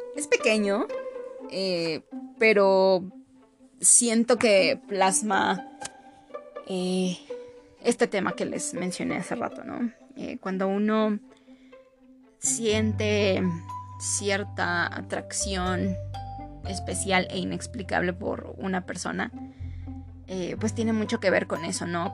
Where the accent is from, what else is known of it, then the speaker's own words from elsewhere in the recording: Mexico; para nosotros como mexicanos